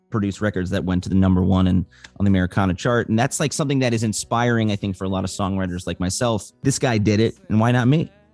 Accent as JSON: {"language": "English", "town": "Evanston", "region": "Illinois", "country": "United States", "tie": "born or raised there", "said": "my hometown of Evanston, Illinois"}